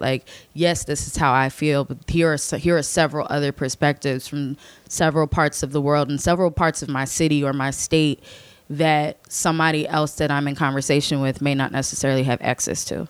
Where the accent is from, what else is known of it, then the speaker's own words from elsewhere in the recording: Chester County, Philadelphia suburbs, Pennsylvania, United States; moved away; where I'm from is one of the western suburbs of Philadelphia, Chester County